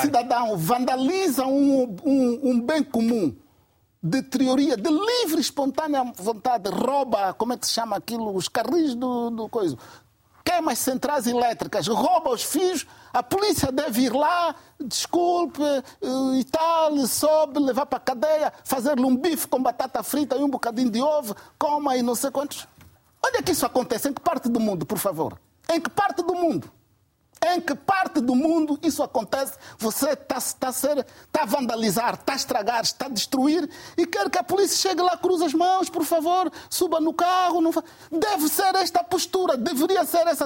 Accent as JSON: {"language": "Portuguese", "region": "Cabinda", "country": "Angola", "tie": "born or raised there", "said": "Nasci, vivi e cresci em Cabinda"}